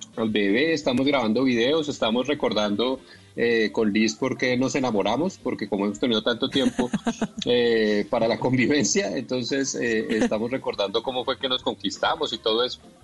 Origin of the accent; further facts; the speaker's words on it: Bogotá, Colombia; yo en realidad nací en Bogotá y siempre fui bogotano